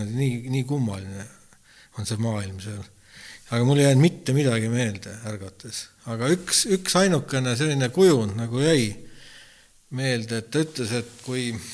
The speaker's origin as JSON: {"language": "Estonian", "country": "Estonia", "tie": "born or raised there", "said": "ma olen siia sündinud"}